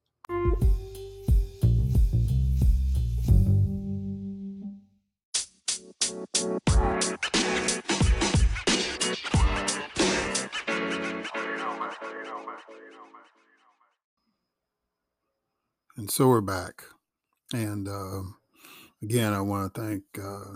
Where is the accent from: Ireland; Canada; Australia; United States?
United States; Chicago, Illinois; now in Atlanta, United States; I grew up in Chicago